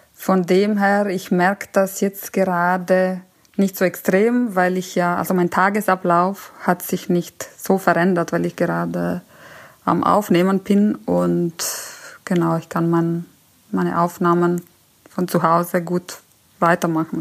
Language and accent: German; Italy; also born or lived in Germany; now in Munich, Germany; als Italienerin, ich bin ja hier in Deutschland, ist ja mein Hauptwohnsitz